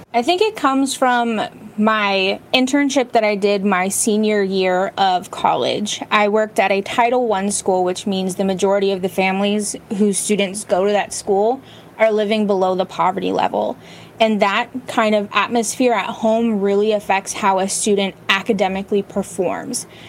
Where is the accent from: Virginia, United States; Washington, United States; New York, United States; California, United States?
California, United States; Bay Area; I grew up in the Bay Area in California, where it's like the tech hub